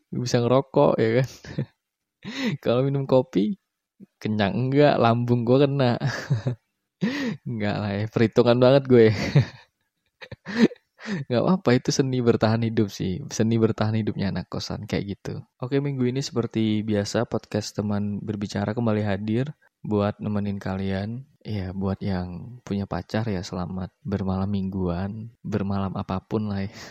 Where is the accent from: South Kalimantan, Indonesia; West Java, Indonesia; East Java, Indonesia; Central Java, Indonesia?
Central Java, Indonesia; Semarang; now in Surabaya, Indonesia; gue tuh kuliah di salah satu kampus di kota Surabaya. Gue aslinya Semarang sih, di sini gue ngekos.